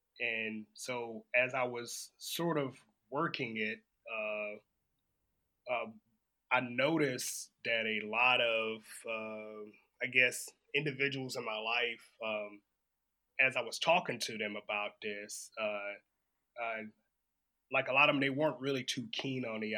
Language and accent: English; Savannah, Georgia, United States; moved away as an adult; now in Japan; I am from Savannah, Georgia.